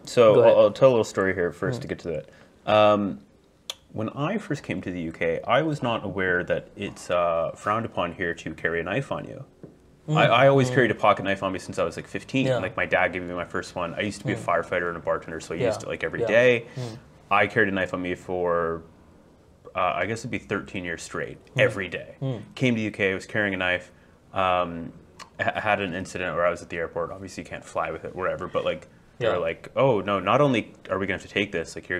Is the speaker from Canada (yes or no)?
yes; Canada; And I was like, I would say I'm like white Canadian.